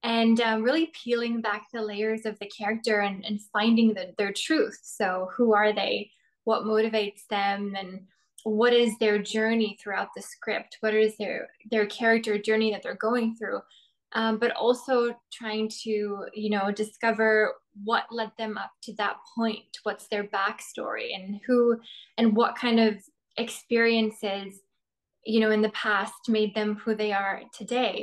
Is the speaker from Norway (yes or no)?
yes; Norway; moved away as an adult; now in Toronto, Canada; I'm originally from Norway. I was born and raised there, but I moved to Toronto about 4 years ago